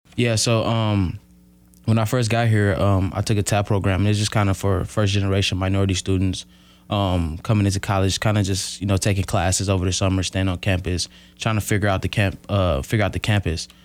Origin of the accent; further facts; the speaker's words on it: Milwaukee, Wisconsin, United States; moved away as an adult; now in Oshkosh, United States; I'm from Milwaukee. Um, grew up on the north side of Milwaukee